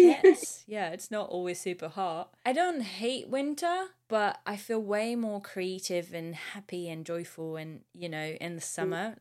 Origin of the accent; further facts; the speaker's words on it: France; moved away; when I was growing up in France, we used to go ski in the winter